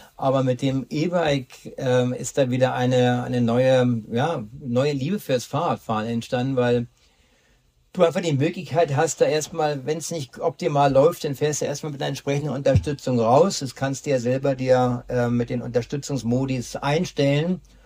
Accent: Berlin, Germany; ich komme ja aus Berlin

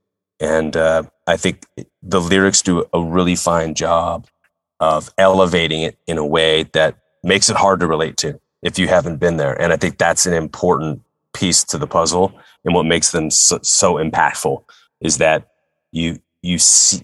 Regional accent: San Francisco, California, United States; San Francisco, my hometown

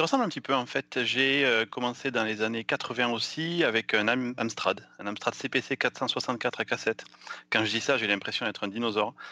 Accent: south-west France, France; accent: south-western French; now in United States; quand je parle en français j'ai un accent du sud-ouest

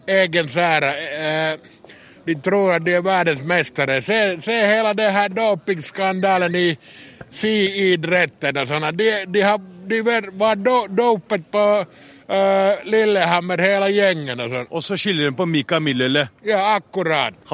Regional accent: Finland; now in Norway; Ja, jeg er fra Finland. Jeg er stolt over for å være, være fra Finland.

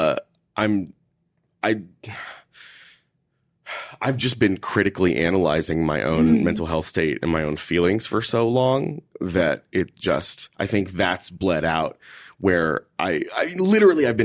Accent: Houston, Texas, United States; moved away; also born or lived in Minneapolis; I grew up in Houston, Texas

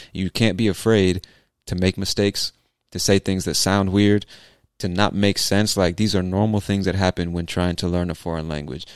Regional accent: San Diego, California, United States; accent: Southern California; now in Atlanta, United States; My accent is, I think, like a typical California accent, a Southern California accent.

